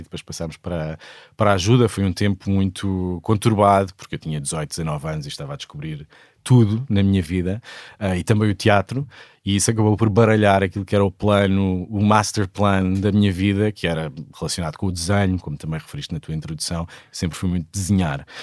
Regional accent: Sesimbra, Setúbal, Portugal; Sesimbra, onde eu cresci. Toda a minha família é desta, desta maravilhosa vila ao sul de Lisboa

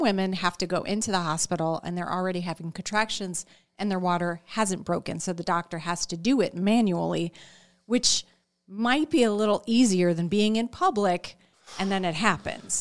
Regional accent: Chicago, Illinois, United States; I'm from Chicago, so it was in the burbs of Chicago

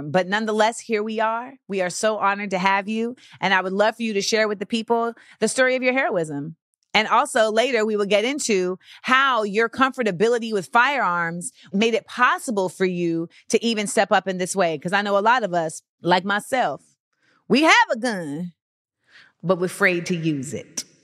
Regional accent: Florida, United States; I'm from Florida.

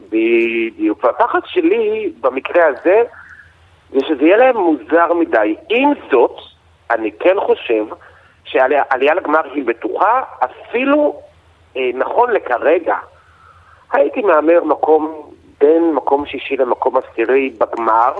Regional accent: Israel

